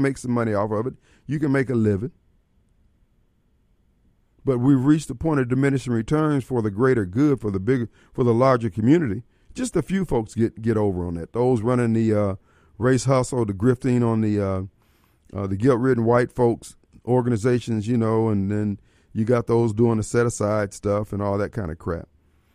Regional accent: Illinois, United States; they're from Illinois also

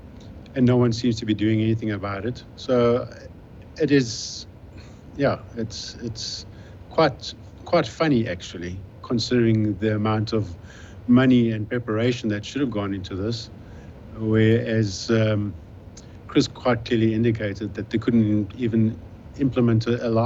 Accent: South Africa; I'm from South Africa

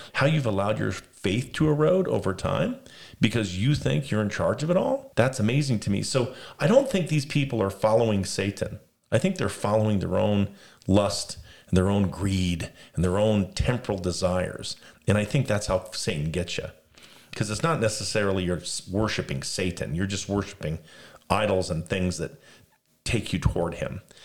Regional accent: Las Vegas, Nevada, United States; I was raised in Las Vegas

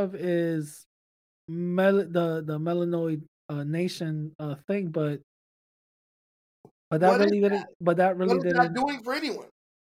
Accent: New York City, New York, United States; growing up in the Bronx.

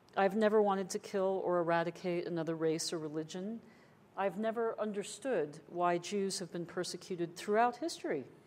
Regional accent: United States

